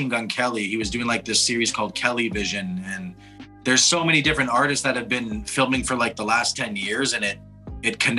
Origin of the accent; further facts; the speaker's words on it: Toronto, Ontario, Canada; moved away as an adult; now in Montreal, Canada; born and raised in Toronto, reside in Montreal